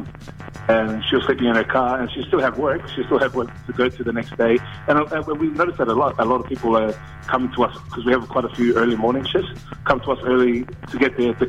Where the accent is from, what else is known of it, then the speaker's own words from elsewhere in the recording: Auckland, New Zealand; I grew up in South Auckland. I live in Manurewa, and even just in my own hometown